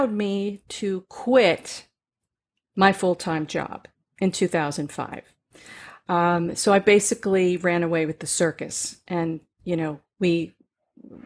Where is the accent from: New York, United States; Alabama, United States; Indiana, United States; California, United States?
New York, United States; Katonah; the pond behind my house where I grew up in Katona, New York